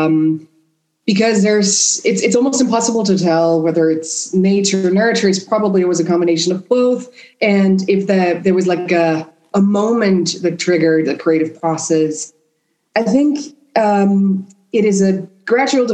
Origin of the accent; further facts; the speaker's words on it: Vienna, Austria; first language German and Spanish; English is a second language; moved away; also born or lived in Madrid; I grew up in Vienna